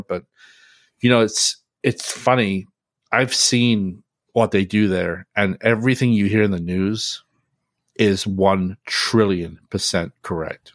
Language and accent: English; United Kingdom; now in United States; growing up in Great Britain and then when I moved to America